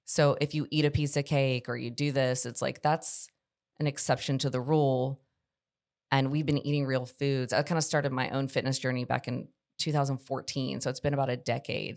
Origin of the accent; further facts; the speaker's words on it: Charlotte, North Carolina, United States; moved away as an adult; now in Columbia, United States; I grew up in Charlotte, North Carolina